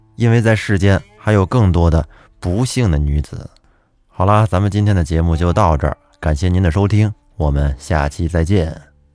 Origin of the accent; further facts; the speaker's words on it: Huanghua, Hebei, China; 我的故乡也是沧州市，我是沧州黄花人